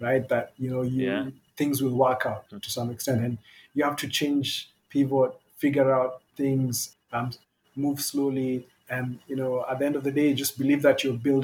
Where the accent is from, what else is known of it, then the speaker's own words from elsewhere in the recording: Kenya; We're all Kenyan born